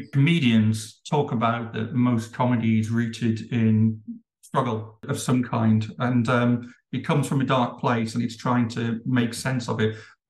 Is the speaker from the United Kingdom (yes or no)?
yes; Midlands, United Kingdom; I'm from the UK, I'm from the Midlands.